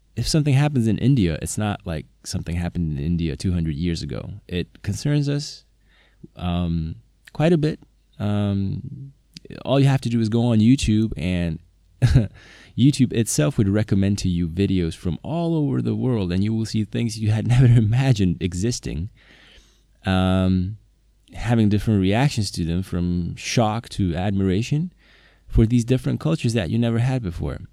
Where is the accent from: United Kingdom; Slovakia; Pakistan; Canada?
Slovakia; first language Slovak; English is a second language; Slovak is my native language